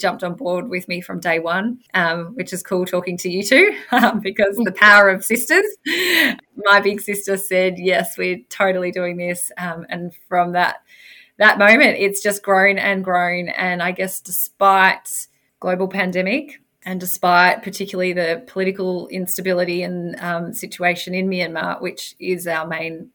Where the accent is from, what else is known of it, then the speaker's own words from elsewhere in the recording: Victoria, Australia; I'm from Victoria, so that's just not that far away from where I live